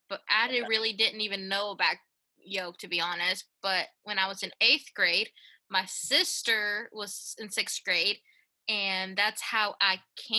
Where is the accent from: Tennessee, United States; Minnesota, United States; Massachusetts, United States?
Tennessee, United States; Knoxville; also born or lived in Honduras; I was born in Honduras. Ooh, okay. But I'm pretty much from Knoxville because I've been here since I was eight.